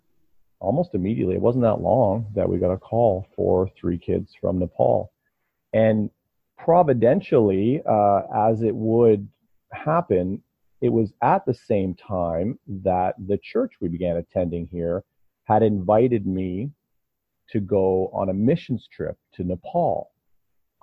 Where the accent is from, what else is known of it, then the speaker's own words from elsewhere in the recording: Ontario, Canada; now in London, Canada; I'm from Ontario